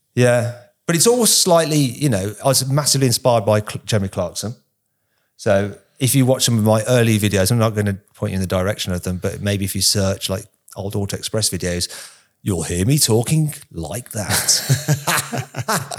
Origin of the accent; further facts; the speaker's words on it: United Kingdom; us Brits are more used to seeing it